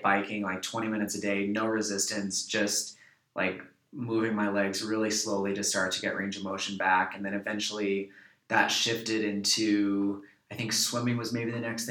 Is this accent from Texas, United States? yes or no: no; New York, United States; I'm from New York